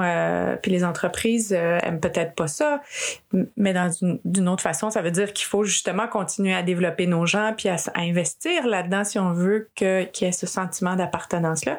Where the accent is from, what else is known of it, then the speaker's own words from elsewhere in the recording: Quebec, Canada; je suis née au Québec d'une mère québécoise